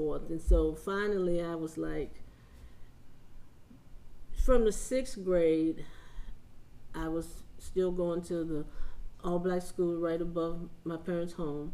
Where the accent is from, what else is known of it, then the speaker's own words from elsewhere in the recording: West Virginia, United States; I grew up in West Virginia in small town